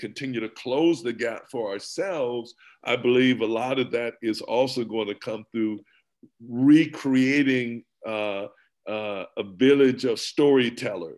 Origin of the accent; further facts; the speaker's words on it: Nebraska, United States; I was born and raised in Nebraska